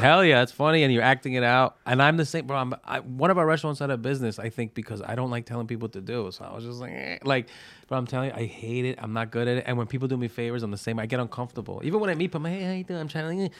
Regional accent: New York City, New York, United States; I'm from Brooklyn. Like, I was born and raised in Brooklyn.

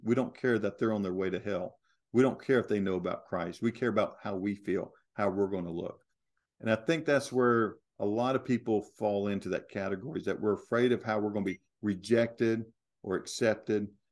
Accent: United States; I'm an American

